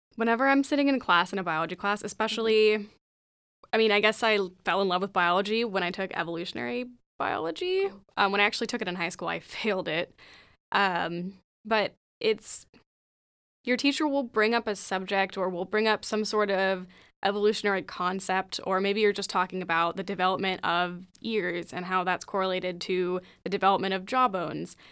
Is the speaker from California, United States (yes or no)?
yes; Gilroy, California, United States; I'm from Gilroy